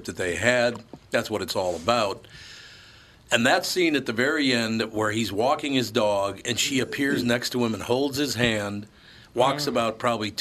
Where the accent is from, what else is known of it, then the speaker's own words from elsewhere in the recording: Minneapolis, Minnesota, United States; I grew up in North Minneapolis